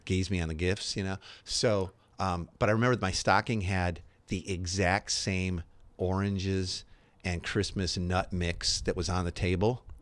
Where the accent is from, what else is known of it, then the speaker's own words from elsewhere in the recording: Chicago, Illinois, United States; I grew up in Chicago area